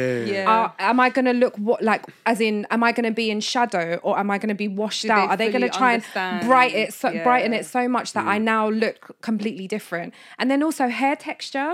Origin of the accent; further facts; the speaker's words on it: London, United Kingdom; if someone asked me, where are you from? I'd be like, London